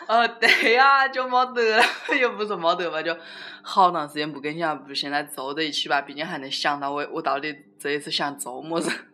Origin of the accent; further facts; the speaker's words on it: Wuhan, Hubei, China; accent: Wuhan Mandarin; 我们就是普通话拿的就是就是武汉普通话